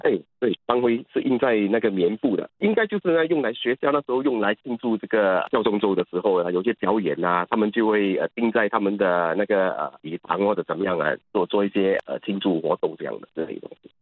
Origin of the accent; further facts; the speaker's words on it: Singapore; 就是有我们的国歌啊在一面，另外一面就是那国旗